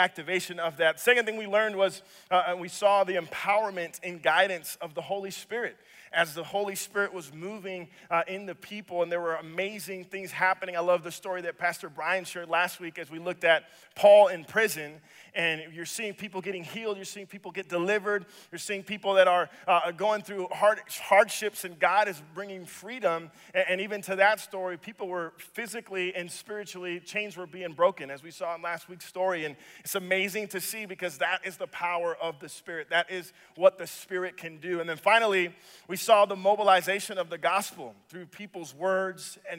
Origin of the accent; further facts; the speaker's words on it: Dominican Republic; now in Minnesota, United States; I am from the Dominican Republic. So Minnesota is actually home away from home for me.